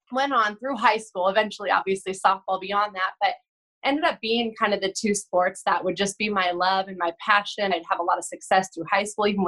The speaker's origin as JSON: {"language": "English", "town": "Chino", "region": "California", "country": "United States", "tie": "born or raised there", "said": "I grew up here in Southern California, in Chino, California"}